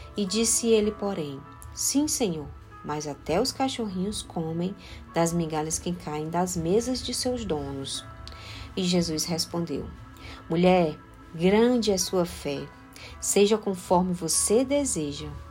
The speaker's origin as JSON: {"language": "Portuguese", "town": "Fortaleza", "region": "Ceará", "country": "Brazil", "said": "Eu sou de Fortaleza, no Ceará"}